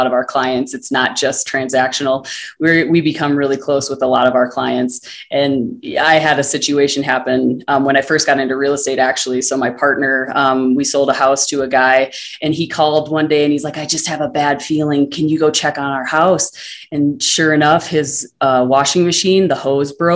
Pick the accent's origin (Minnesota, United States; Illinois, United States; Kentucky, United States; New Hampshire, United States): Minnesota, United States; northern; moved away as an adult; also born or lived in Denver, Colorado; my hometown in northern Minnesota